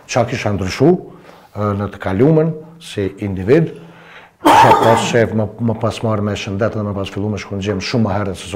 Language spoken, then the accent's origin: Albanian; Kosovo; si Kosovar, edhe na si Shqiptarët, si shqiptar